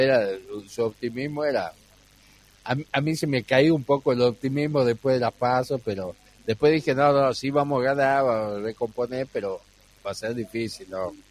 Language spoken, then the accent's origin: Spanish; Embarcación, Salta, Argentina; mi pueblo natal, de embarcación